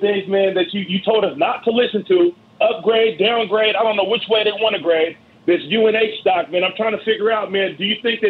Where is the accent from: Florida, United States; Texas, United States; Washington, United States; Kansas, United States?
Washington, United States; Seattle; I'm from Seattle, man.